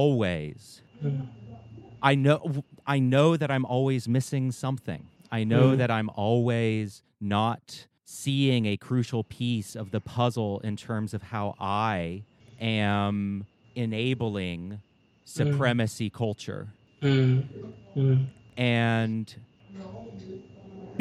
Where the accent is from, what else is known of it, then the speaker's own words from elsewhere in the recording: the American South, Southern United States, United States; I grew up in Southern white spaces where there wasn't much guilt over us owning slaves.